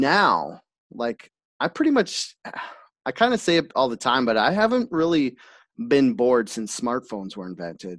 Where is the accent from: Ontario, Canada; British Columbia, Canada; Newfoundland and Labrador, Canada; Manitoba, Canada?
British Columbia, Canada; Enderby; I grew up in Enderby